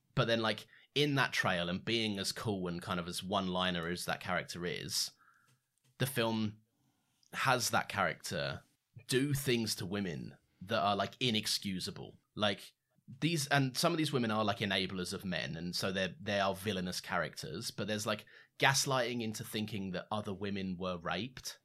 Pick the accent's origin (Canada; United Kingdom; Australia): United Kingdom; we're two British guys